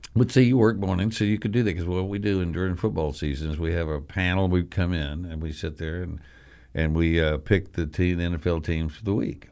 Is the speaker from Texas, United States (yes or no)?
yes; West Texas, United States; now in Memphis, United States; growing up in West Texas